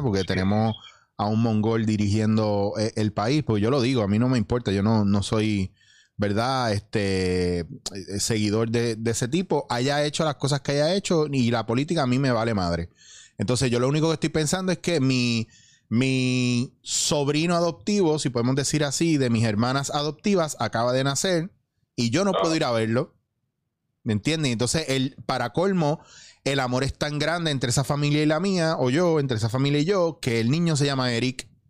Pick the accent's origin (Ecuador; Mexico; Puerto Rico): Puerto Rico; esto es lo que yo peleo mucho en mi país